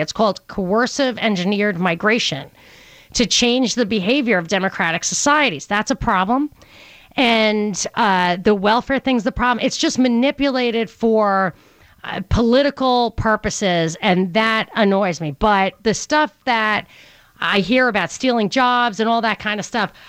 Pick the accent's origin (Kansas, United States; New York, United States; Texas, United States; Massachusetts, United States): New York, United States; I grew up in New York